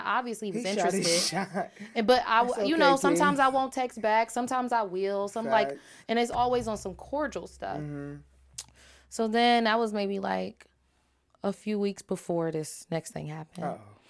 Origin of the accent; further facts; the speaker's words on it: Jamaica; I'm a Jamaican, and I get like, who do you think you're talking to?